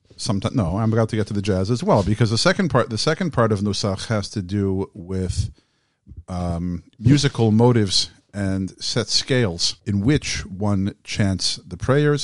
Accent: Southfield, Michigan, United States; I grew up in Southfield, Michigan

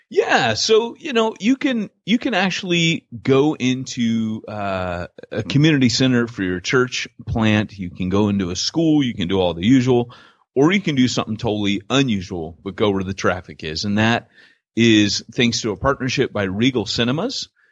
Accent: United States; moved away as an adult; also born or lived in United Kingdom; as an American

